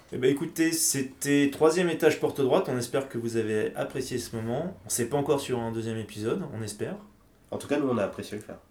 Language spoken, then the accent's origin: French; France; ici chez nous, en France